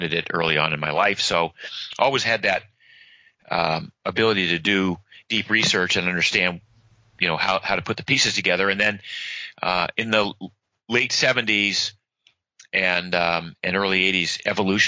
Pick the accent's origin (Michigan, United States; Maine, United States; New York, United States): Maine, United States; now in Florida, United States; I grew up in Maine